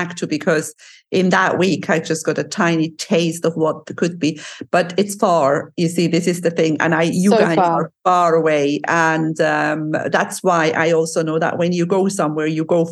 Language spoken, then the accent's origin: English; Switzerland; moved away; I'm originally from Switzerland